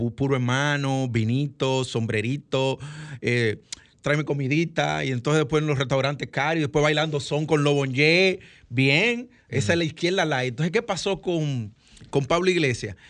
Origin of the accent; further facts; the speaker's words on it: Dominican Republic; como todo dominicano que piensa en su mamá